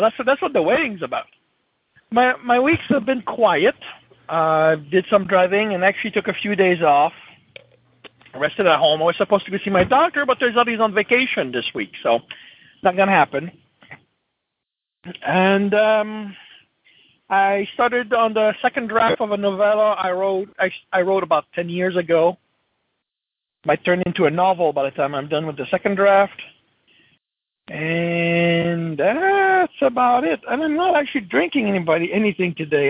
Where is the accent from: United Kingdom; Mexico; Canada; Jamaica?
Canada; Brampton, Ontario; I'm in Brampton today, which is my home. Well, my hometown.